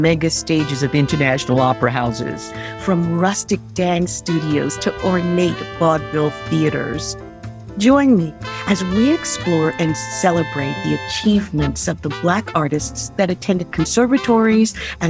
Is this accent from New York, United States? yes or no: yes; New York, United States; I'm from the Lower East Side of New York. And I grew up in a neighborhood that had arts oozing from every pore of its being. The Lower East Side, the East Village.